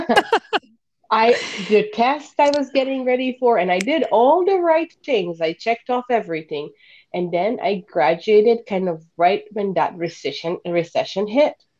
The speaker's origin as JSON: {"language": "English", "country": "Bosnia & Herzegovina", "second_language": "English", "moved": "as an adult", "lives_now": "Chicago, United States", "said": "I currently live just outside of Chicago with my family, and I am originally from Bosnia. I moved to US at the age of 19 to go to college"}